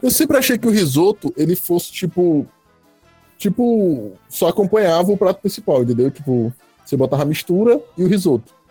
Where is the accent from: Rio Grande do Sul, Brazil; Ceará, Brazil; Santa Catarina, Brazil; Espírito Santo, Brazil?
Ceará, Brazil; Fortaleza; Eu sou da Jardim América